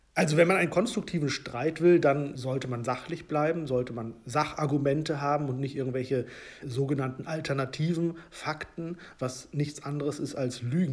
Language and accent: German; Hollern-Twielenfleth, Lower Saxony, Germany; Ich bin in einem Dorf in Norddeutschland groß geworden